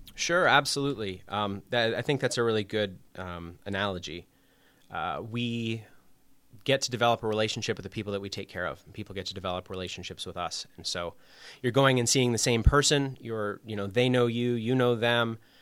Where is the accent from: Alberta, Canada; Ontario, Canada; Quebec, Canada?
Ontario, Canada; Toronto; moved away as an adult; also born or lived in Montreal / Chicago; now in Waterbury, United States; I'm from Canada originally. Um, I did my undergrad in Montreal, but I'm from the Toronto area